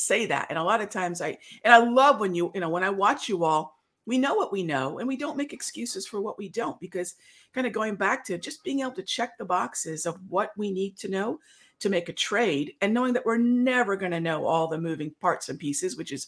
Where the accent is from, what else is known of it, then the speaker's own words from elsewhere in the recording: India; I'm Indian